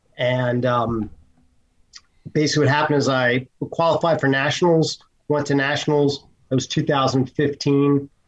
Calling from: New Jersey, United States; From the Garden State, New Jersey.

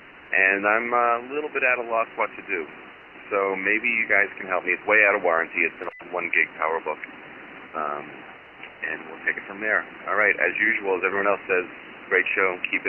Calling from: Woodstock, New York, United States; I am calling from the Woodstock, New York vicinity.

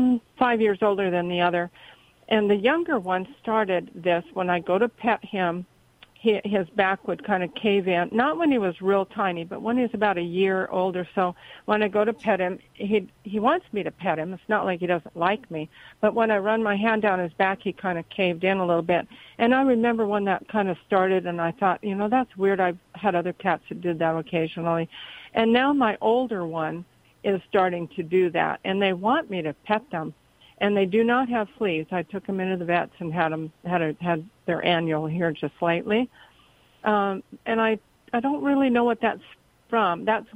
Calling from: Cottonwood, California, United States; Cottonwood, California.

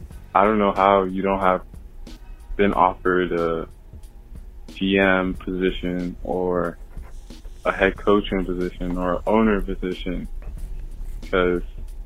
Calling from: California, United States; from California.

